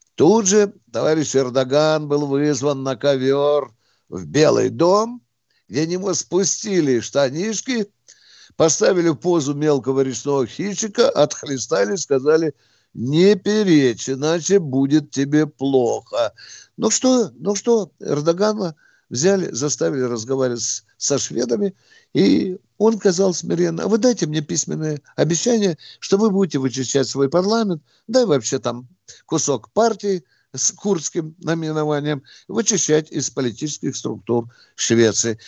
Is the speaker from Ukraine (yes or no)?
yes; Ukraine; я украинец